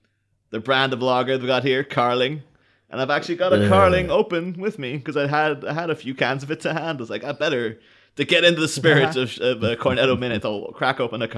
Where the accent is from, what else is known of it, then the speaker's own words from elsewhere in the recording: Ireland; You know, growing up in Ireland, like this something coming over called Milwaukee's Best is like, oh my god, it sounds so cool.